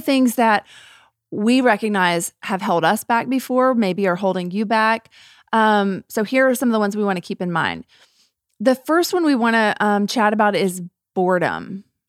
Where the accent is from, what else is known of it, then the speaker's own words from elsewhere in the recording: United States; we as American Christians